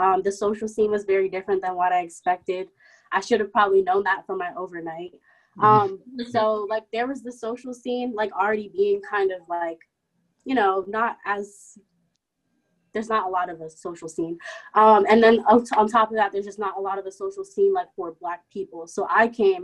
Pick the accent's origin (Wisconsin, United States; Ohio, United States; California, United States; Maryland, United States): Maryland, United States; moved away as an adult; now in Cleveland, United States; I'm from Maryland. I live about 10 minutes outside of DC